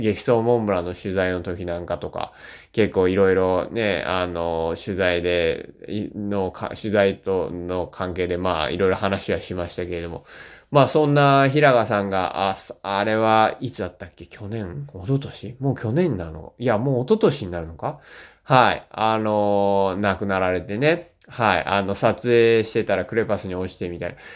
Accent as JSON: {"language": "Japanese", "region": "Shizuoka", "country": "Japan", "tie": "born or raised there", "also_born_or_lived": "Niigata Prefecture", "moved": "yes", "lives_now": "Niigata, Japan", "said": "僕は静岡県出身です。はい、今新潟県民ですけども。"}